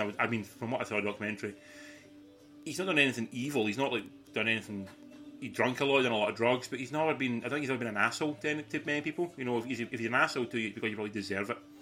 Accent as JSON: {"language": "English", "region": "Scotland", "country": "United Kingdom", "also_born_or_lived": "Sydney", "said": "living in Scotland and being Scottish"}